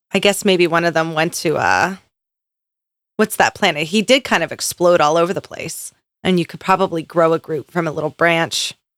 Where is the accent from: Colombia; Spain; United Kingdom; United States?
United States; Philadelphia, Pennsylvania; I'm from Philadelphia?